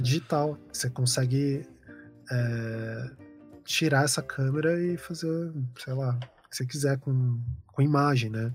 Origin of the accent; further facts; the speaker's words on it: Paraná, Brazil; also born or lived in São Paulo; é minha família daqui